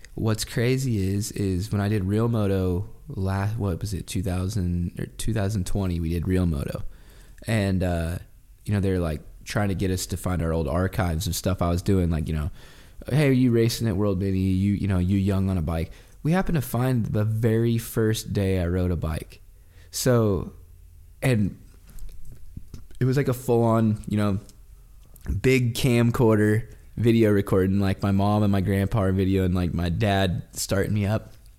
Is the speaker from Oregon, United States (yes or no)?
yes; Oregon, United States; I remember when I was, like, fourteen, fifteen, sixteen, growing up in Oregon